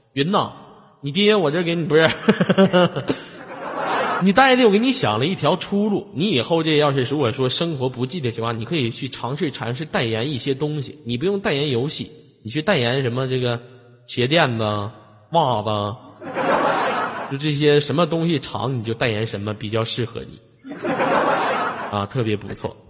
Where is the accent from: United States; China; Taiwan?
China; Shenyang, Liaoning; 我是来自沈阳的一个丑小伙儿